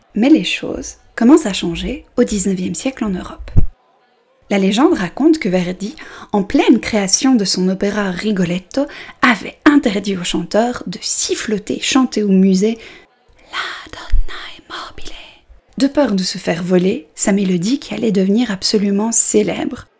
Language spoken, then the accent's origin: French; Belgium; je suis belge